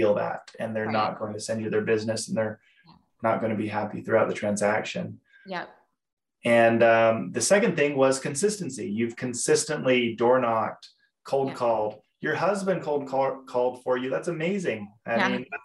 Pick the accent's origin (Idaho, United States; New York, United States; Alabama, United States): Idaho, United States; Boise; moved away as an adult; now in Utah, United States; I grew up in Boise, Idaho